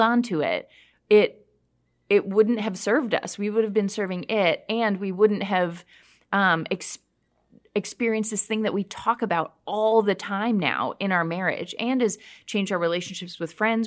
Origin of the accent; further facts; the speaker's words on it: Canada; I grew up hiking in Canada